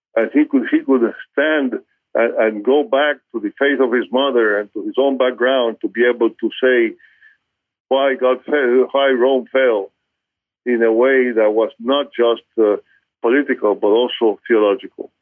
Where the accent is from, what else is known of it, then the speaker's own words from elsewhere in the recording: Cuba; moved away; growing up in Cuba, if uh, that in the household in which I was growing up